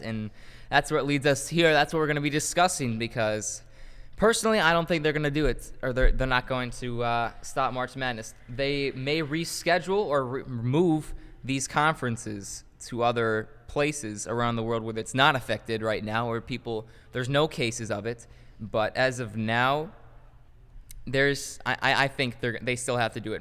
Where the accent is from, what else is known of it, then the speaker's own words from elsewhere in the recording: Chicago, Illinois, United States; we're from Chicago